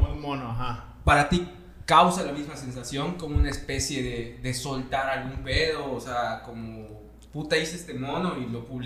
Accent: Villahermosa, Tabasco, Mexico; Eh, yo crecí en Villahermosa.

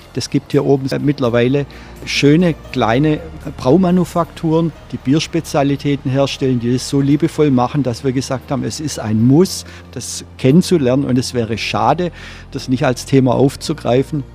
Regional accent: Stuttgart, Baden-Württemberg, Germany; moved away as an adult; also born or lived in Berlin; now in Rügen, Germany; bin gebürtiger Schwabe, komme aus dem Großraum Stuttgart

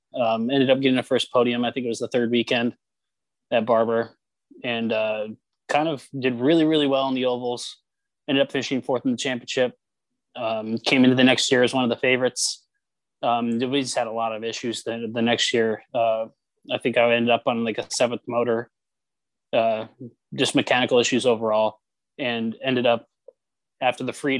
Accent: New Port Richey, Florida, United States; I was born and raised in Florida, Newport Richey, which a lot of people don't know what they're at is. So I just tell them it's somewhere near Tampa. And but my parents are, or mainly my dad is from Indianapolis.

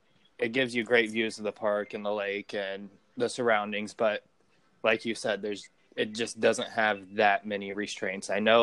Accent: Indianapolis, Indiana, United States; I'm local from Indy, born and raised on the east side.

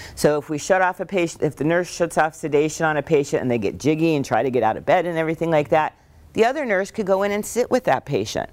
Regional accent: Northeast Pennsylvania, United States; we grew up in Northeast Pennsylvania

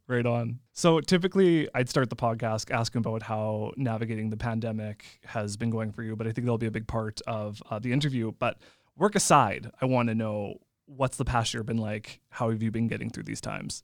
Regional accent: Saskatchewan, Canada; I'm from Saskatchewan without actually telling you I'm from Saskatchewan

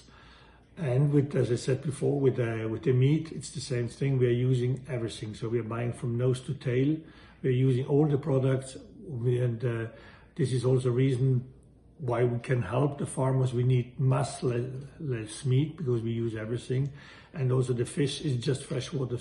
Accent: Valle Aurina, Trentino-Alto Adige, Italy; moved away as an adult; I was born in Valle Aurina, which is a small valley in the most northern part of Italy

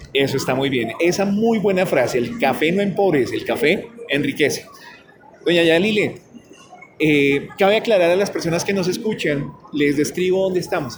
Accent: Colombia; nosotros como colombianos

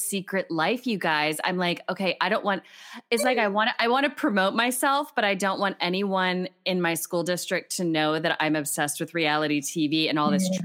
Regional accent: Harrisburg, Hershey area, South Central Pennsylvania, United States; moved away as an adult; now in Madison, United States; I grew up on the East Coast in like South Central Pennsylvania, Harrisburg, Hershey area, more toward Philly

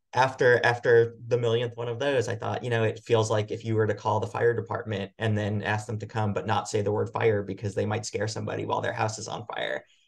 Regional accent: Long Island, New York, United States; moved away; I grew up in New York on Long Island

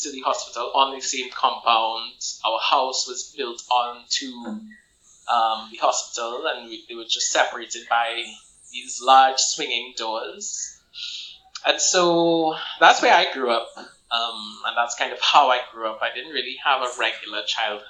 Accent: Port of Spain, Trinidad & Tobago; I grew up actually uniquely in St. Clair

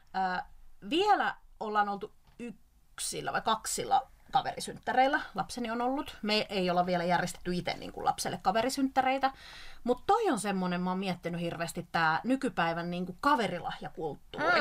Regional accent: South Ostrobothnia, Finland; Mä oon sieltä kotoisin

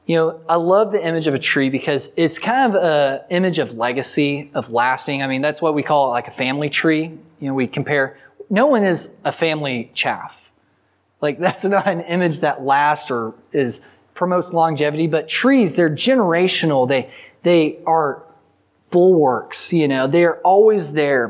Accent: the Texas Panhandle, United States; I'm from the Panhandle, and so we don't really have rivers

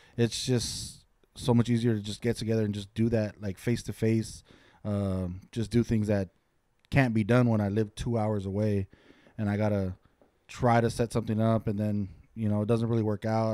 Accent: Santa Fe Springs, California, United States; also born or lived in Lancaster, California; now in Ontario, California, United States; born and raised in Santa Fe Springs, California.

